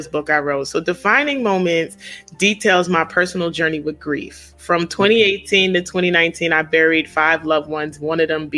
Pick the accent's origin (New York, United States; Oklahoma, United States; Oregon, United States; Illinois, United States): New York, United States; New York City; now in Maryland, United States; I am a native of Queens, New York, but I currently reside in the DMV area in Maryland